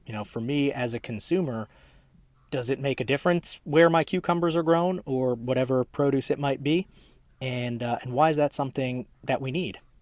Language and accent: English; Maryland suburbs of DC, United States; now in Charlotte, United States; I'm from the DC area as well, uh, Maryland suburbs of DC, so fellow transplant here.